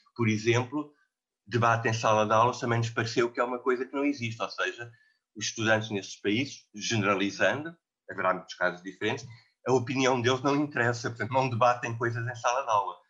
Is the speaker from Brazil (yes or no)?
no; Portugal; nós portugueses